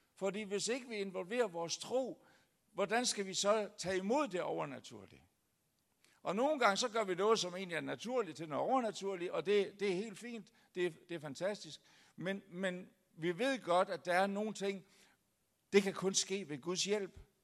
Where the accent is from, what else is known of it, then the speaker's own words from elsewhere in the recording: Denmark; kommer jeg så fra det lyse Jylland